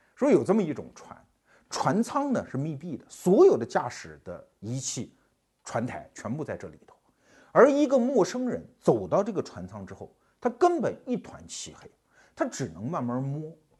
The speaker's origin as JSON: {"language": "Chinese", "region": "Anhui", "country": "China", "said": "我们安徽人的老前辈李鸿章"}